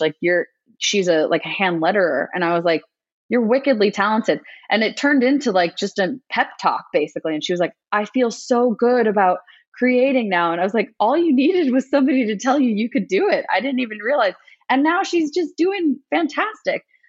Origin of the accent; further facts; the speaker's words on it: United States; me being Asian American